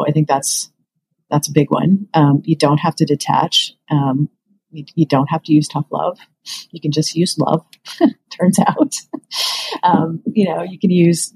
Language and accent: English; Western Kansas, United States; moved away; I grew up in Western Kansas